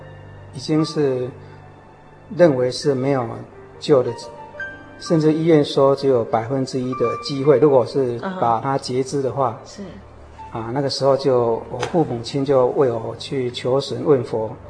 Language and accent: Chinese; Yunlin County, Taiwan; born there; now in Hsinchu, Taiwan; 啊，我是一九四八年出生在云林县。